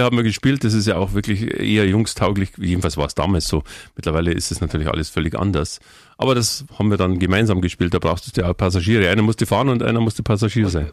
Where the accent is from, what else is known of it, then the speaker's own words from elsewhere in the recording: Munich, Bavaria, Germany; Ich bin ein Stadtkind, meine Frau ist ein Stadtkind, wir sind in der Stadt geboren und wir leben gerne in der Stadt